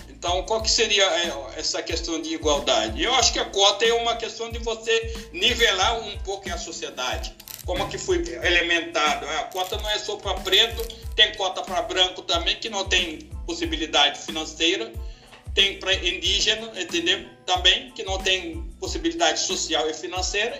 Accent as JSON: {"language": "Portuguese", "country": "Senegal", "moved": "yes", "lives_now": "Brazil", "said": "eu sou brasileiro naturalizado, vindo da África, do Senegal, oh. há uns 28 anos atrás"}